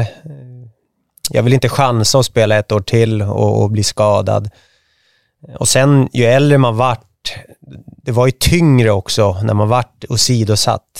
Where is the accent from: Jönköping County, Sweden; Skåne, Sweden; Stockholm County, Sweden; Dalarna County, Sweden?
Stockholm County, Sweden; Märsta; also born or lived in Sigtuna; född och uppvuxen i Märsta, nu bor jag i Sigtuna